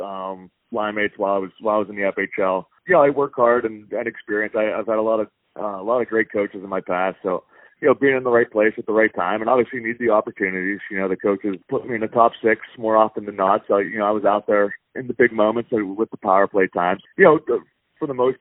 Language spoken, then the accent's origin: English; Wampum, Pennsylvania, United States; moved away as an adult; also born or lived in Turkey / New Zealand / Germany; I am in Wampum, Pennsylvania, population 500 proud. It's my hometown.